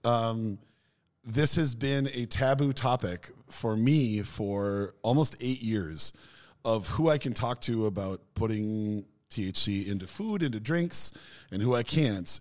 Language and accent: English; United States; moved away; also born or lived in Norway; being the American